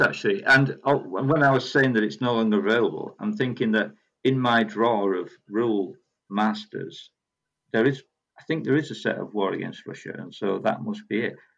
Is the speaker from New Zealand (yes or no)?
no; Yorkshire and the Humber, United Kingdom; I am from Yorkshire